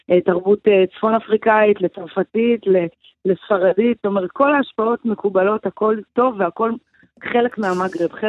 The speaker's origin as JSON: {"language": "Hebrew", "country": "Israel", "said": "אנחנו כישראלים, איזה היפוך מחשבה זה בשבילנו."}